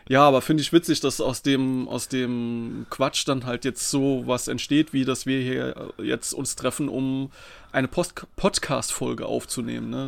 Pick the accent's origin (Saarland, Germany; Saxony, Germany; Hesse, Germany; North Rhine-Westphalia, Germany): Saarland, Germany; ich bin aus dem Saarland